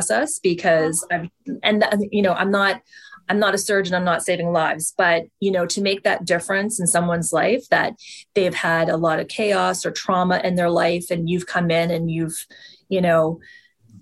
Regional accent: East Coast, Atlantic Canada, Canada; moved away as an adult; now in Toronto, Canada; I'm originally from the East Coast

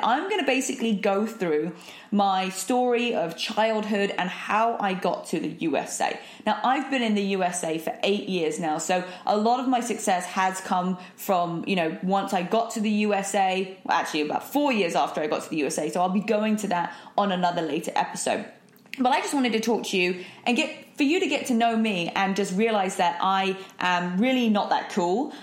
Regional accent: United Kingdom; also born or lived in London; I'm British, so that we, we do typically speak very fast

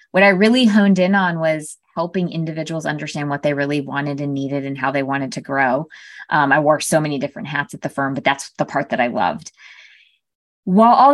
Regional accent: Connecticut, United States; My sister and I were raised in Connecticut, very small town in Connecticut.

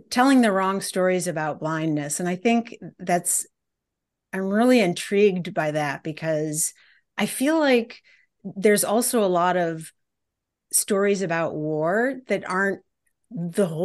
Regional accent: Detroit, Michigan, United States; the fact that I came from Detroit

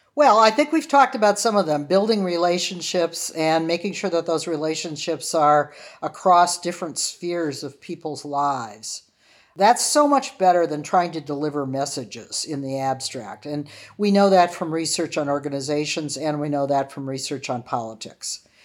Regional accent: Wyandotte, Michigan, United States; now in Cambridge, United States; when I was growing up in Wyandotte, Michigan, my father was a high school teacher

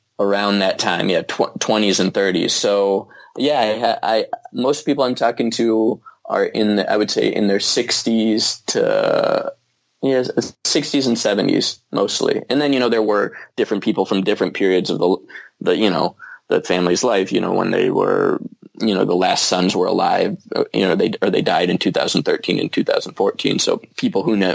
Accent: United States; also born or lived in Spain; now in Los Angeles, United States; I'm American

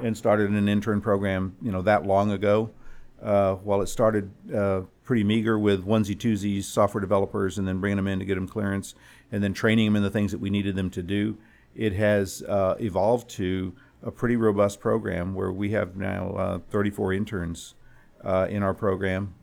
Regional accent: San Antonio, Texas, United States; moved away as an adult; I am a native San Antonio, and I grew up here in San Antonio

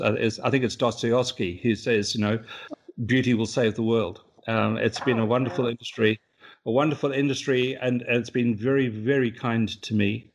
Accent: South Africa; also born or lived in New Zealand; now in London, United Kingdom; I am South African by birth

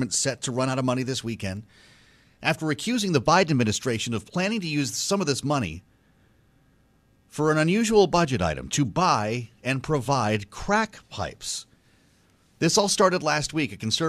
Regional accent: Boston, Massachusetts, United States; I don't know, maybe it's because I'm from Boston.

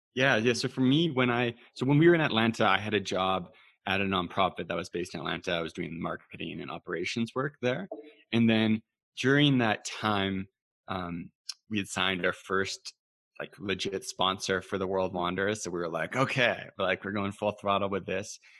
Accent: Canada; Being Canadian

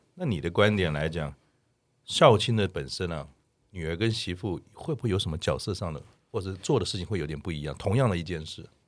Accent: Keelung, Taiwan; 我小时候是在基隆长大

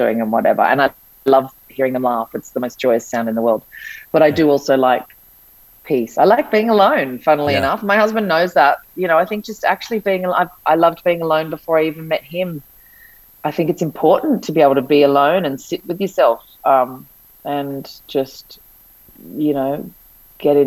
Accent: Sydney, New South Wales, Australia; now in Byron Bay, Australia; I grew up in Sydney, but I lived in Bondi Beach, which is, you know, a well-known beach in Sydney, and then moved to Byron.

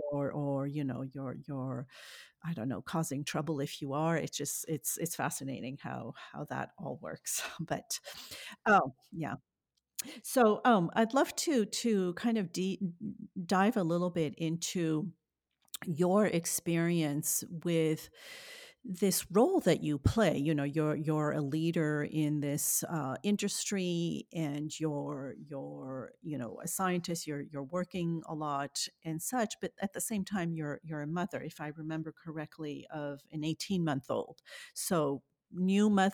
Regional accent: France; now in United States; I'm French

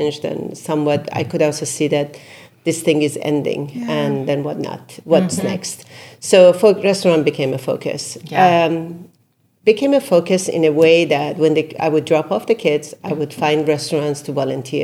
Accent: Isfahan, Iran; also born or lived in Brooklyn, New York; now in New York, United States; I come from Isfahan. Isfahan is one of the most beautiful

